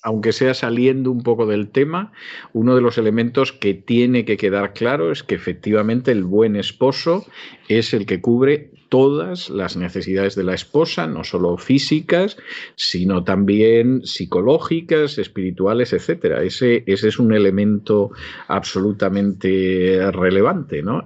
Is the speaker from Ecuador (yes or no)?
no; Spain; de España